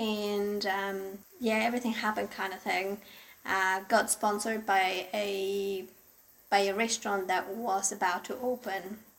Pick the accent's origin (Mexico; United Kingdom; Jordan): Mexico; moved away as an adult; also born or lived in Wellington; now in Turangi, New Zealand; I'm originally from Mexico. I been living in New Zealand since 2011.